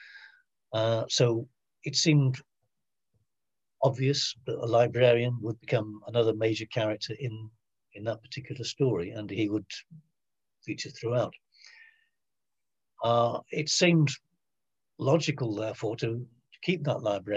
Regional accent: Manchester, North West England, United Kingdom; now in Lancashire, United Kingdom; I was born in Manchester

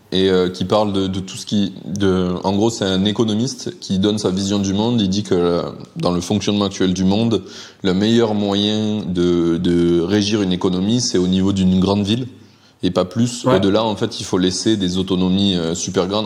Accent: Carcassonne, Occitania, France; moved away; also born or lived in Alpes-de-Haute-Provence / Montpellier; Moi, je viens de Carcassonne à la base

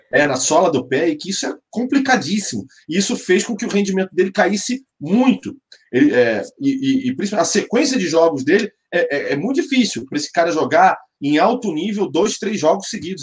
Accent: Rio de Janeiro, Brazil; eu sou nascido e criado na Tijuca, no Rio de Janeiro, e morava dois, três quarteirões só do Maracanã

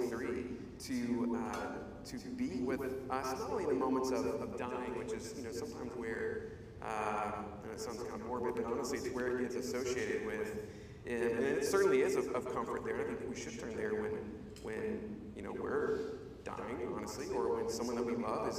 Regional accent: Charlotte, North Carolina, United States; I grew up in Charlotte, North Carolina

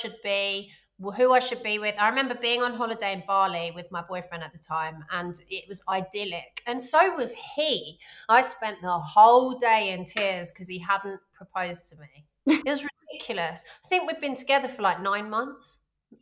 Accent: London, United Kingdom; I'm from London

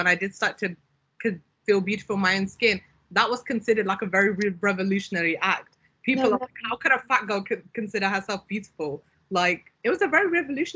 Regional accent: Pakistan; moved away; I'm Pakistani originally. I was born in Pakistan.

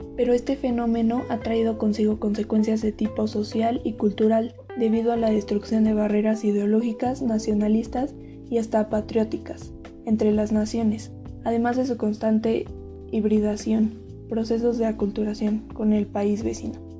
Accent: Mexico; nuestro país

